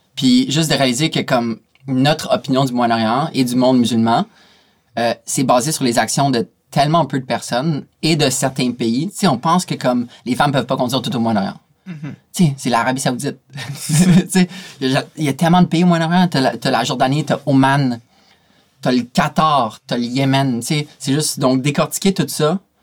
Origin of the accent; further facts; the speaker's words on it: Canada; je viens du Canada